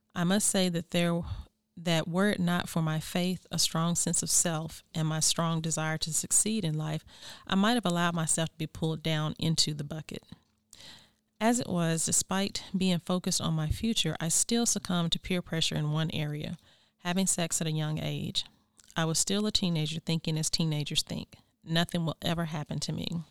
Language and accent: English; United States; born or raised there; moved away